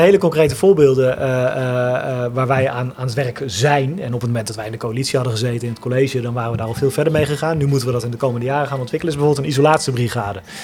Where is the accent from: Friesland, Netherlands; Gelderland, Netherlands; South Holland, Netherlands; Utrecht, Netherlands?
Utrecht, Netherlands; IJsselstein; also born or lived in Amsterdam / Eindhoven; zijn we uit Amsterdam verhuisd en in IJsselstein komen wonen